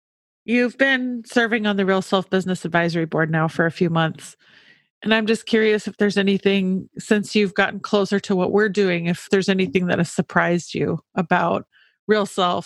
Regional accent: Minnesota, United States; because we're from Minnesota.

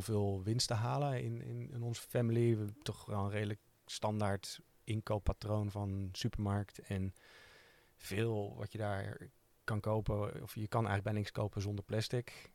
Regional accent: Utrecht, Netherlands; omdat wij uit Utrecht komen

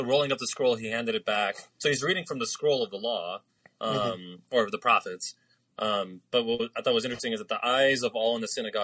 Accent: United States; As an American

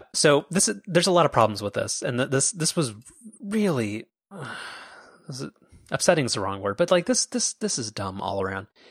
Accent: Orange County, California, United States; we're from Orange County

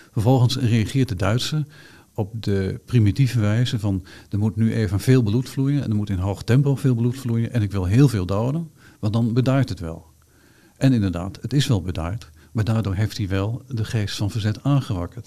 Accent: Hengelo, Overijssel, Netherlands; ik ben natuurlijk geboren en getogen in Hengelo

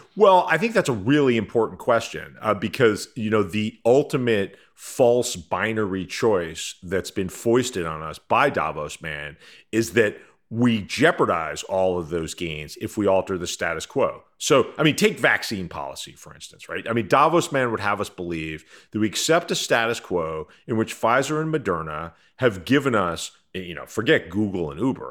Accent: United States; as an American

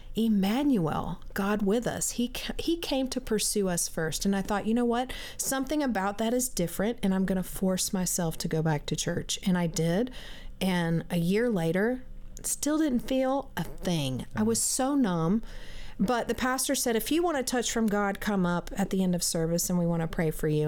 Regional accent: South Carolina, United States; I grew up in South Carolina in a Christian home

